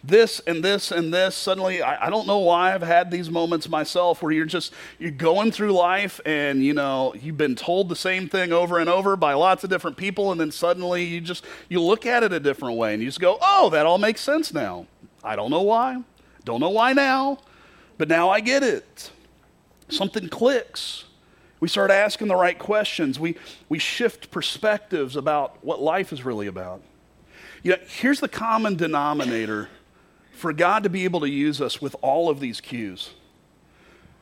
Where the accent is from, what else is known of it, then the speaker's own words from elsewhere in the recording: Kentucky, United States; moved away as an adult; also born or lived in Florida; now in Iowa, United States; I grew up in Kentucky. I didn't grow up in Florida